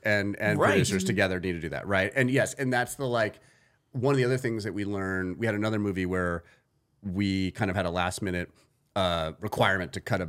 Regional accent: New England, United States; So basically, I grew up in New England.

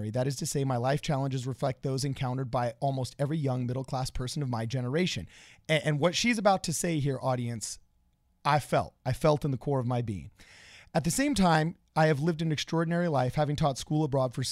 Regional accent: California, United States; I grew up in Southern California

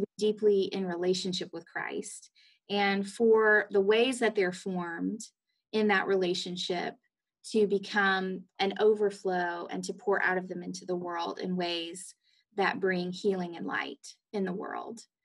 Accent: Athens, Georgia, United States; moved away as an adult; also born or lived in Rome, Georgia / Atlanta, Georgia; now in Jefferson City, United States; I grew up in Athens, Georgia

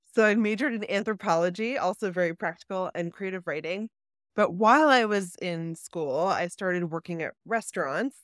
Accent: Baltimore, Maryland, United States; also born or lived in New York City; now in New Jersey, United States; I grew up in Baltimore

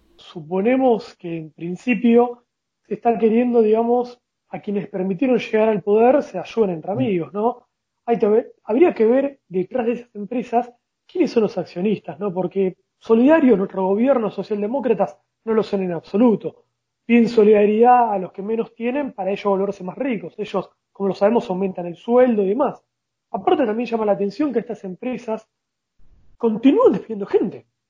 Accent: Argentina; como argentinos

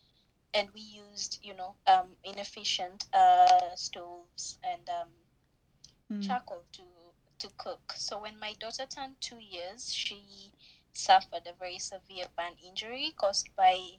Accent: Kenya; So I grew up in Makuru, which is one of the biggest slum dwellings in Kenya.

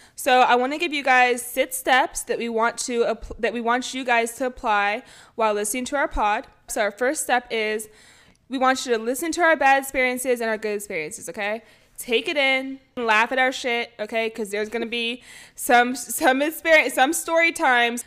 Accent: Bay Area, California, United States; I am from the Bay Area

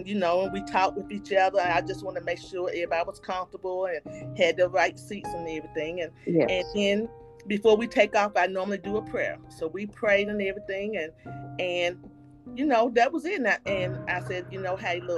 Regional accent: Winston-Salem, North Carolina, United States; I am from Winston-Salem, North Carolina.

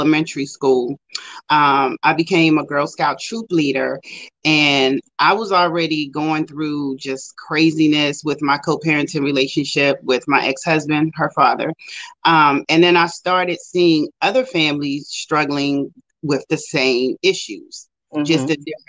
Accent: Maryland, United States; also born or lived in Richmond, Virginia; I moved back to Maryland, which is my hometown

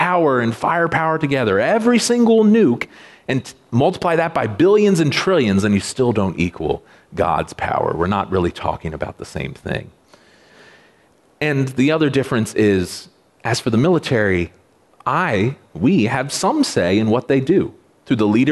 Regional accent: United States; I know it exists to protect me as an American citizen

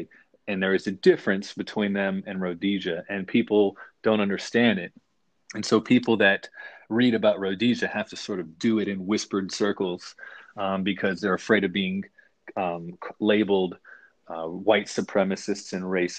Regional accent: the South, United States; I grew up in the South and I was never part of what everybody else was.

